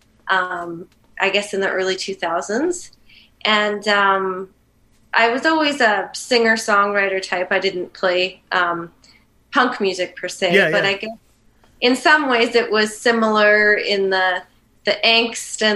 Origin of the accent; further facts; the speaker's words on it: Manitoba, Canada; I'm from Manitoba